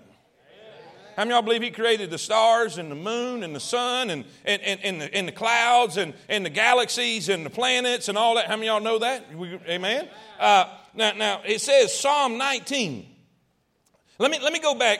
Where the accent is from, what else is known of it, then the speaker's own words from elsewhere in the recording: East Coast, United States; moved away; I grew up on the East Coast